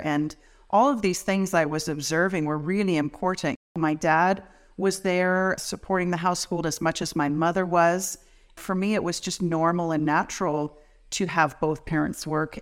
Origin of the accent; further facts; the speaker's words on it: Welland, Ontario, Canada; I grew up in a rural area of Welland